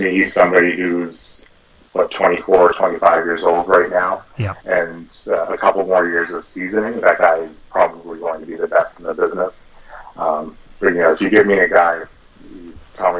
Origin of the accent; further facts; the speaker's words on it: Toronto, Ontario, Canada; I was born and raised in Toronto